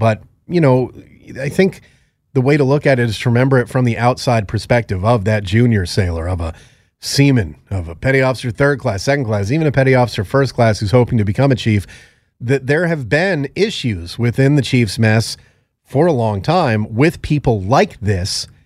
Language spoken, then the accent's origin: English; Connecticut, United States; when I was growing up in Connecticut